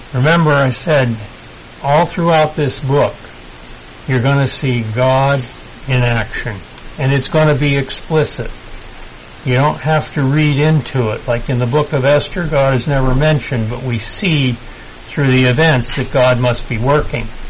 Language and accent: English; United States; I'm still American